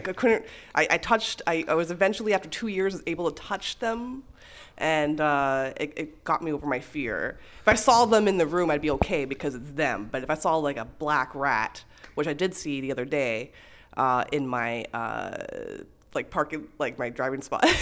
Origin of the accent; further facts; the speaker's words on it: Montreal, Quebec, Canada; now in Toronto, Canada; it was filmed in my hometown. It was in, uh, Montreal